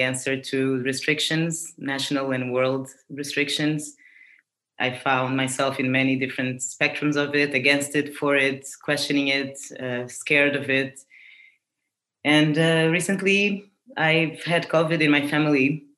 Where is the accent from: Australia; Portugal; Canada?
Portugal; I was born in Portugal